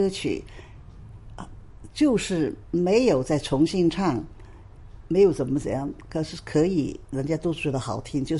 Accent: Hong Kong; also born or lived in Shanghai; 因为呢，我是香港也好，上海也好，我是中国人，

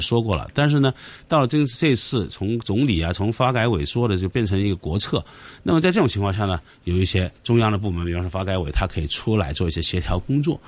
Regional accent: Hong Kong; 我们香港人很多时候是在这个所谓商务，商业模式创新上面

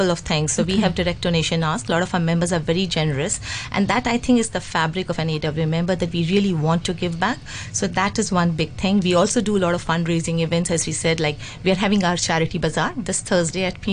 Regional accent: Singapore; moved away as an adult; now in Hong Kong; I was moving from Singapore. That's you know, I'm a Singaporean

